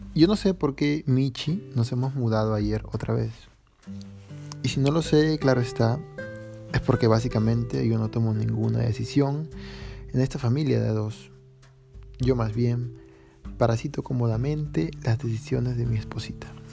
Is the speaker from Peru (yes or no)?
yes; Peru; moved away; yo desde que me fui de Perú